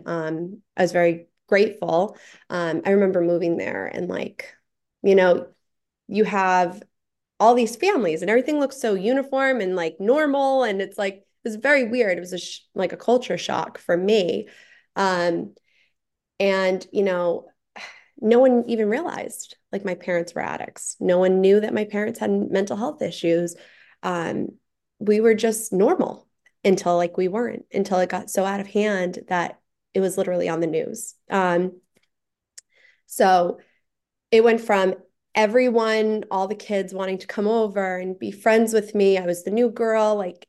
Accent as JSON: {"language": "English", "town": "Taunton", "region": "Massachusetts", "country": "United States", "tie": "born or raised there", "also_born_or_lived": "Fall River / New Bedford / Providence", "said": "So I grew up in Taunton originally, like apartments. We moved a lot."}